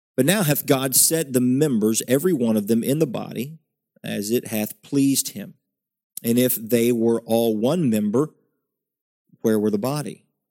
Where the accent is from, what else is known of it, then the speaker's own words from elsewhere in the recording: West Virginia, United States; I grew up in West Virginia, in the backwoods, in the hills of West Virginia